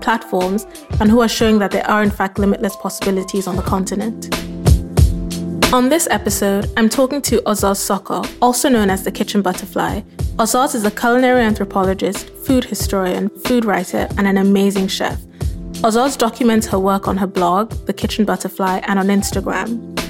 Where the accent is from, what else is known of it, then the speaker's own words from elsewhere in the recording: Nigeria; moved away; living in Nigeria as a Nigerian